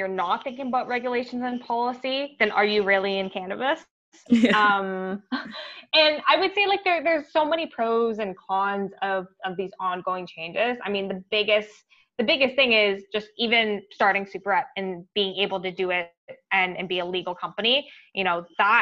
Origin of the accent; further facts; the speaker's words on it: Ottawa, Ontario, Canada; I grew up in Ottawa